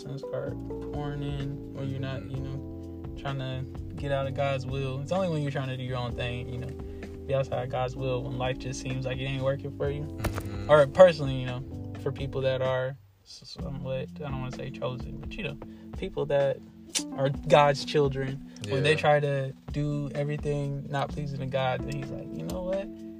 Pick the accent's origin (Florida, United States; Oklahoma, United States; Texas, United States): Florida, United States; I'm from Florida. That's the place right there.